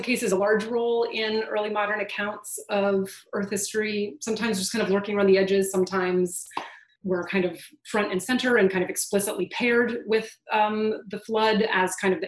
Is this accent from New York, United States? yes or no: no; Southern California, United States; I grew up in Southern California doing earthquake drills in school